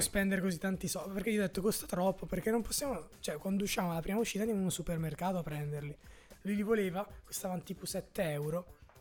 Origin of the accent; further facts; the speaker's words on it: Brescia, Lombardy, Italy; io sono di Santa Eufemia